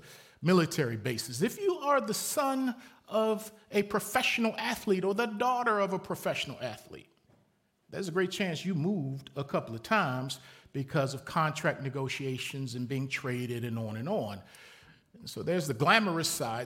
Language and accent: English; Baltimore, Maryland, United States; moved away as an adult; also born or lived in Lynchburg, Virginia; From the time I was born in Baltimore, Maryland, to the time I went to college in Lynchburg, Virginia, I lived in three houses.